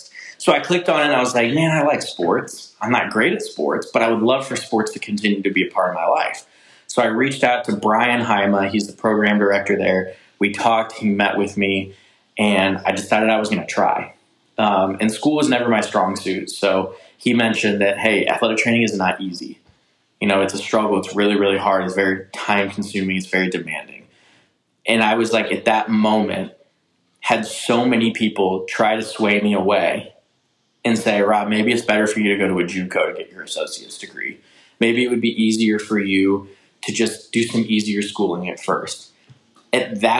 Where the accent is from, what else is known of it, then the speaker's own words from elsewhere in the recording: St. Charles, Missouri, United States; I grew up in St. Charles, Missouri.